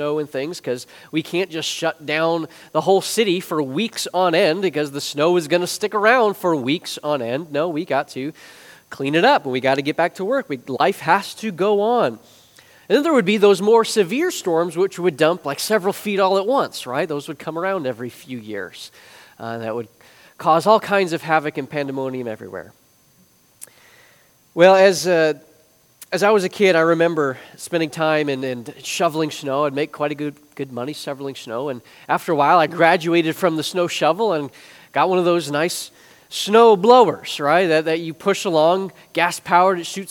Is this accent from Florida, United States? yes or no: no; Chicago, Illinois, United States; moved away; I grew up in the Chicagoland area